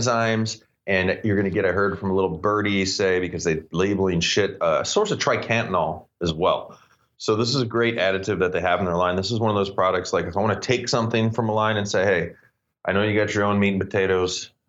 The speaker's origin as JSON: {"language": "English", "region": "Florida", "country": "United States", "tie": "born or raised there", "said": "I have never had an outdoor grow make it to harvest growing up in Florida."}